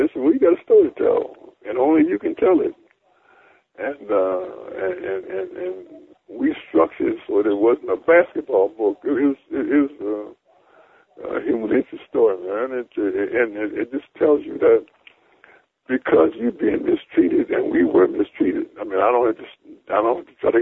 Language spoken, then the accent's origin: English; Alexandria, Virginia, United States; my hometown of Alexandria